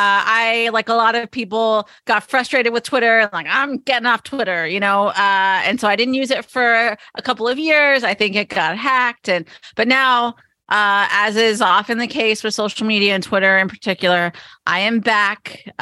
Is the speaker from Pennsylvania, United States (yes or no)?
yes; Pottsville, Pennsylvania, United States; I did. I grew up in Eastern Pennsylvania, a town called Pottsville, which is where they brew Yingling beer